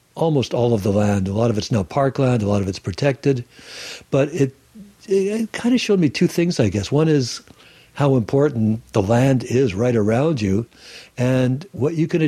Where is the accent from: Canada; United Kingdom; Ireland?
Canada; Sarnia, Ontario; now in Salt Spring Island, Canada; I was born in Sarnia, Ontario, the Chemical Valley